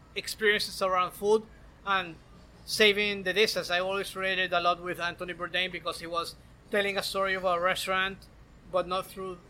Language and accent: English; Maracaibo, Zulia, Venezuela; moved away as an adult; now in Miami, United States; I was born and raised in Maracaibo uh, in Venezuela